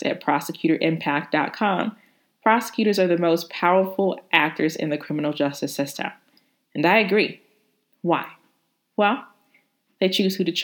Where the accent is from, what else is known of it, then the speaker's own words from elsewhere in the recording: Hattiesburg, Mississippi, United States; moved away as an adult; also born or lived in Atlanta, Georgia / New York; I went to undergrad at the University of Southern Mississippi in my hometown, Hattiesburg, Mississippi